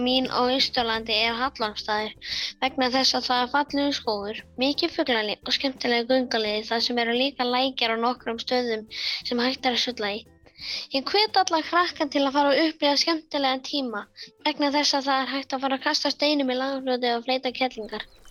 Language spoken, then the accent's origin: Icelandic; Egilsstaðir, Eastern Region, Iceland; ég er frá Egilstöðum sem er á Östalandi.